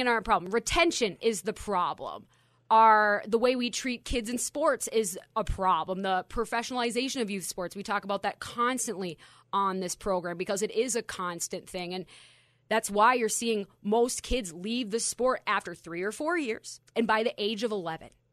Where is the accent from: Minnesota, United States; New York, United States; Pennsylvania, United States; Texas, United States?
Minnesota, United States; my Minnesota roots